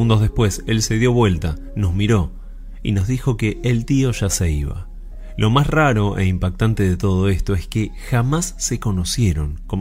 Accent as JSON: {"language": "Spanish", "region": "Santa Fe", "country": "Argentina", "said": "soy de Santa Fe y me gustaría contarte algo que me pasó y aún pasa con mi hijo de tan solo 5 años."}